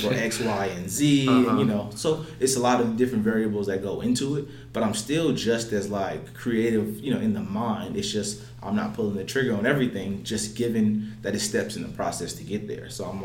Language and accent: English; Los Angeles, California, United States; moved away as an adult; now in Phoenix, United States; I'm from Los Angeles